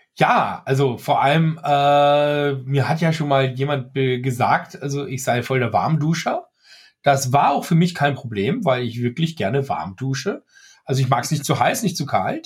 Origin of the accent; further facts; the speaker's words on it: Austria; also born or lived in Germany; ich bin Österreicher aus Österreich, der in Österreich lebt und Deutsch kann